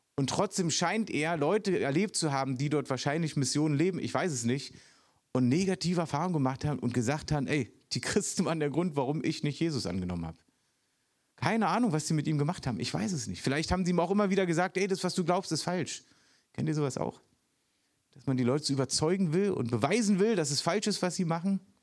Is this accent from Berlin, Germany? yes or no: yes; Berlin, Germany; moved away; Ich bin echter Ostberliner sogar noch.